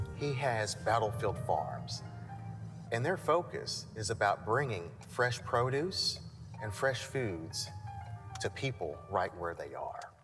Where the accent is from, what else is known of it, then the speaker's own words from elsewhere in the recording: Knoxville, Tennessee, United States; I grew up here in East Knoxville. Um, so basically, born and raised.